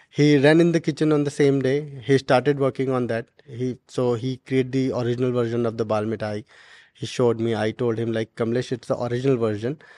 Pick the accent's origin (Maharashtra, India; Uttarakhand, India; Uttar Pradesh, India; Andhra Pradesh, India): Uttarakhand, India; Garhwal region of; moved away; from my hometown